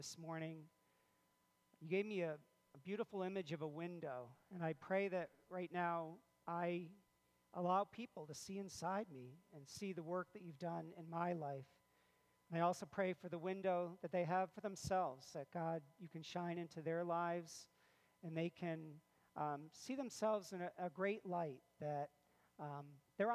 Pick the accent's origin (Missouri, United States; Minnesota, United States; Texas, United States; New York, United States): New York, United States; Clifton Park; I grew up in Clifton Park and attended the Shenandoah schools all the way from kindergarten all the way through graduation